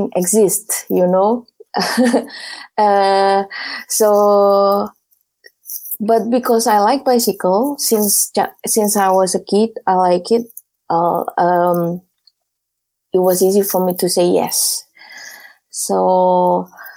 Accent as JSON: {"language": "English", "town": "Surabaya", "region": "East Java", "country": "Indonesia", "moved": "as an adult", "said": "I'm from Surabaya. Java Island"}